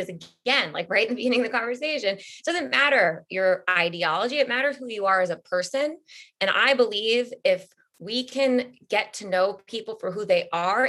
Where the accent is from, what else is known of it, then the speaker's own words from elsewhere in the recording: Syosset, New York, United States; I'm from Syosset.